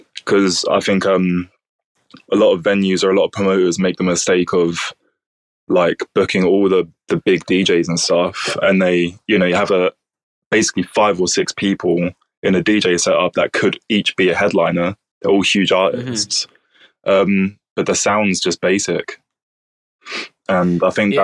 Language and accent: English; Bromley, London, United Kingdom; now in Brighton, United Kingdom; I'm actually from Southeast London. So oh, nice. It's a place called Bromley